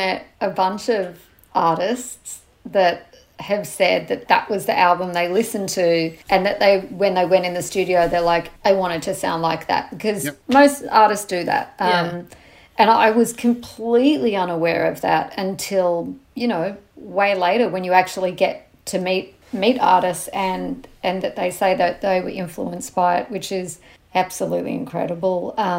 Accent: Australia; now in United Kingdom; when I came from Australia to the UK with my album

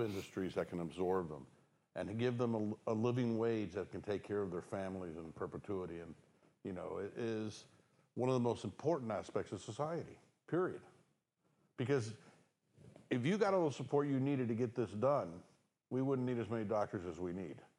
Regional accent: Florida, United States; moved away; I'm from Florida

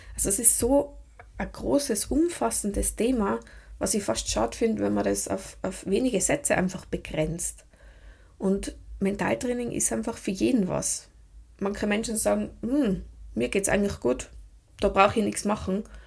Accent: Tyrol, Austria; accent: Tiroler Dialekt; Ich bin aus Tirol das wird man auch hören

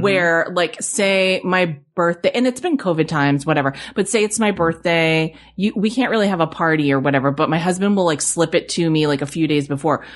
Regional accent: New England, United States; I grew up in New England

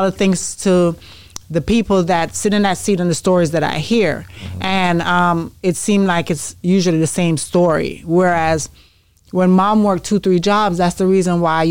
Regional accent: Jamaica; moved away; I'm from Jamaica

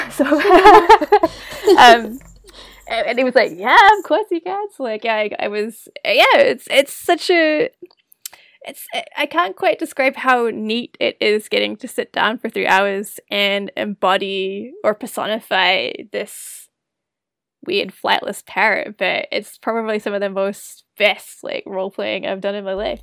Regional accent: Wellington, New Zealand; moved away as an adult; also born or lived in United States / Australia; now in Calgary, Canada; I grew up in New Zealand. Um, I'm from Wellington originally, and went to school there

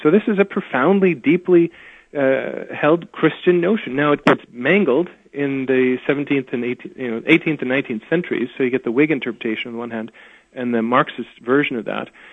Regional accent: Saskatoon, Saskatchewan, Canada; also born or lived in England / United States; now in Edmonton, Canada; I grew up in Saskatoon, which is Saskatchewan

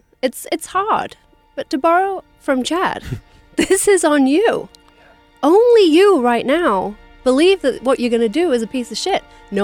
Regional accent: England, United Kingdom; as an English person

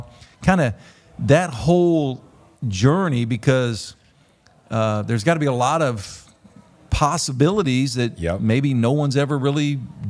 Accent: Alabama, United States; I'm not trying to down my degree from Alabama, but I remember saying, I'm from Alabama, man.

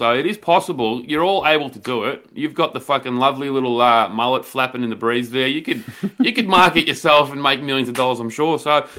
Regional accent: Australia; I know we're Australian

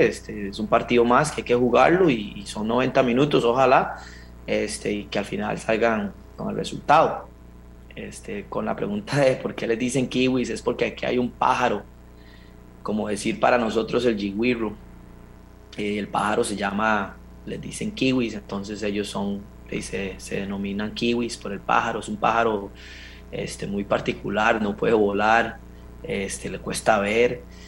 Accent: Costa Rica; moved away as an adult; now in New Zealand; soy un fiebre de la CL y, del país de uno.

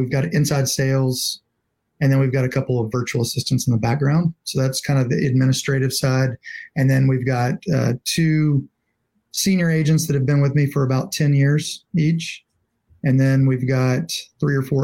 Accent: Louisiana, United States; moved away as an adult; now in Nashville, United States; grew up in Louisiana, graduated from LSU and moved back

